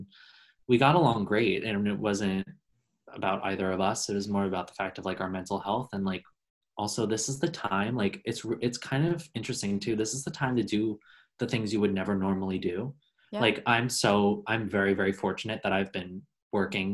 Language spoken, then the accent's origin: English; Long Island, New York, United States; moved away as an adult; I'm born and raised in New York. I'm from Long Island originally.